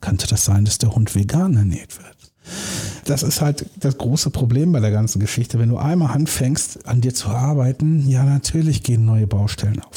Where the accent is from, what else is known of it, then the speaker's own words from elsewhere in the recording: Germany; Wir Deutschen